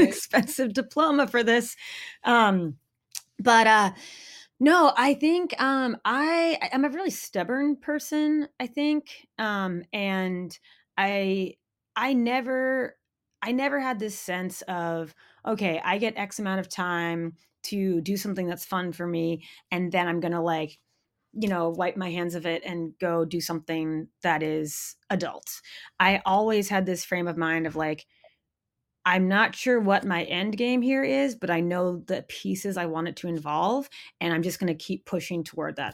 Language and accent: English; Maine, United States; moved away; I grew up in Maine in a really small town.